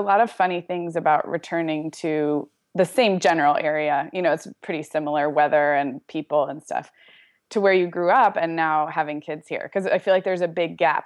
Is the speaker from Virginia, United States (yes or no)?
no; Santa Barbara, California, United States; moved away as an adult; now in Orange County, United States; I grew up in Santa Barbara